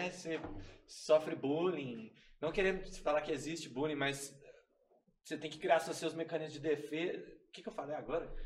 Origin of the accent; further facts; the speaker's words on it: Minas Gerais, Brazil; Eu cresci é, vivendo na rua. Eu sou, eu sou lá do Califórnia. Pouco, eu moro em Sagrada Família agora, mas tem quatro anos só.